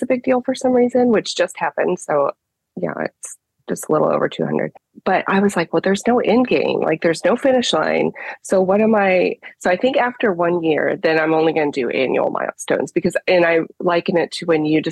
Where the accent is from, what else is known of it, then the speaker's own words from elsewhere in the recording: Florida, United States; moved away as an adult; also born or lived in Ohio / West Virginia; now in Buckhannon, United States; I grew up in Florida